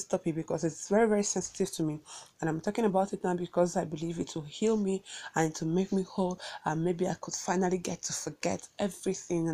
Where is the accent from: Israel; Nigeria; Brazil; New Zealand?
Nigeria; Awka, Anambra; I hail from Awka and I live in Awka, but I'm currently in Abuja doing this podcast